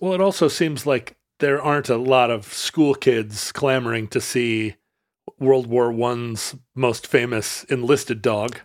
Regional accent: Alaska, United States; Growing up in Alaska in the seventies

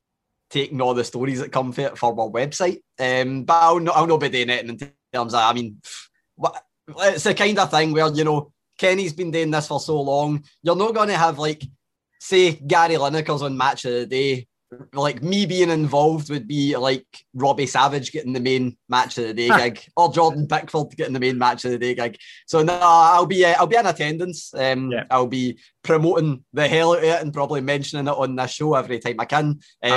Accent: Scotland, United Kingdom; we're born here

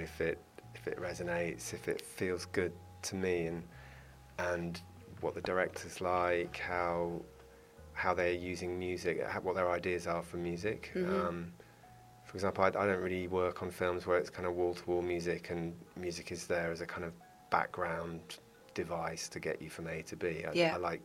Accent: London, United Kingdom; growing up in North London

